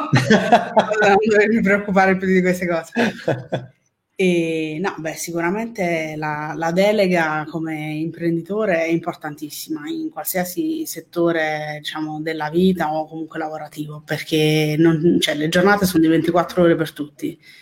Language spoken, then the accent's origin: Italian; Naples, Campania, Italy; Napoli, però per un quarto sono palermitana.